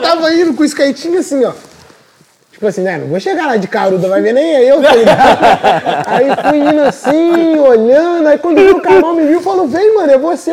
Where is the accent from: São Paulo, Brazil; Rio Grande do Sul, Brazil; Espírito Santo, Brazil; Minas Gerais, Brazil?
Minas Gerais, Brazil; Juiz de Fora; sou de Fora, Minas